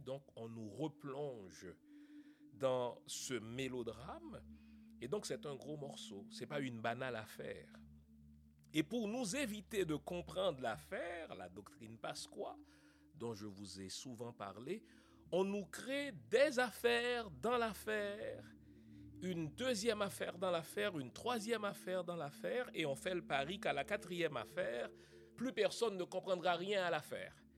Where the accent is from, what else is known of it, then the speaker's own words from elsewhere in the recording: Haiti; en tant qu'haïtien, en tant que noir, en tant qu'humain